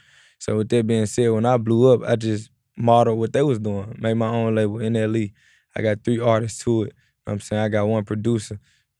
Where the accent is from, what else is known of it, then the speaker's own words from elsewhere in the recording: Memphis, Tennessee, United States; At the end of the day, when you're growing up in Memphis, it's either like when you're rapping, you either gonna sign the … or you either gonna sign the ….